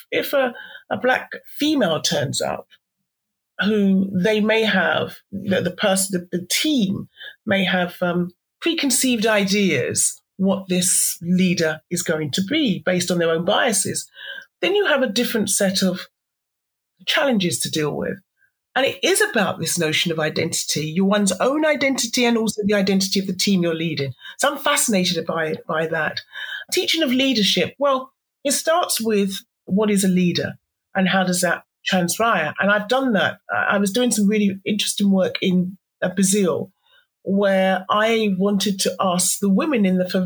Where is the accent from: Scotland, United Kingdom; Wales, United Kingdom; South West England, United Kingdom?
South West England, United Kingdom; Somerset; also born or lived in Devon; I grew up in Somerset, so I'm a Somerset person.